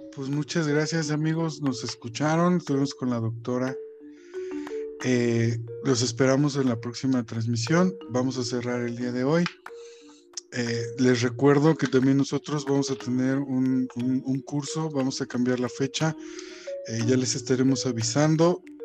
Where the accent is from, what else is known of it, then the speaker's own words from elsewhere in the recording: Mexico City, Mexico; moved away as an adult; now in Guanajuato, Mexico; yo soy de la Ciudad de México, me vine a vivir a, Guanajuato